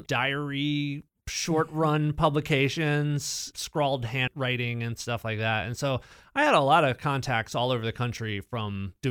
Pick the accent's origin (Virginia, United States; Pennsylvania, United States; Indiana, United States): Virginia, United States; Richmond; moved away as an adult; now in Dayton, United States; I'm not from here. I've lived in Dayton since 2003. I'm originally from Richmond, Virginia.